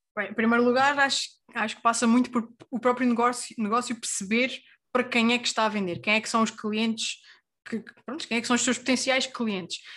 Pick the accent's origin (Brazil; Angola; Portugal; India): Portugal; Terceira Island, Azores; now in Lisbon, Portugal; nascida e criada na Ilha Terceira, nos Açores, a viver em Lisboa neste momento